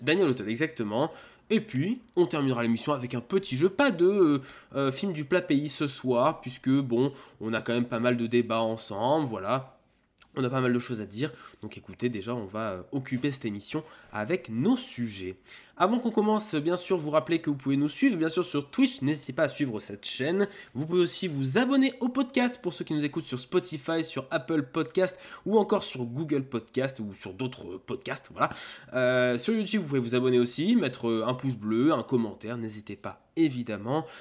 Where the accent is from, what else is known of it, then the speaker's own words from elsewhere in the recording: Auvergne-Rhône-Alpes, France; en tant qu'Auvergnat